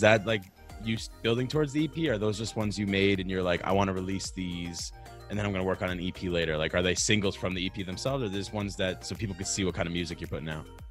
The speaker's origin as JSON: {"language": "English", "region": "New York", "country": "United States", "also_born_or_lived": "Boston", "moved": "yes", "lives_now": "Spokane, United States", "said": "I'm from New York, lived in Boston, now I'm in Spokane"}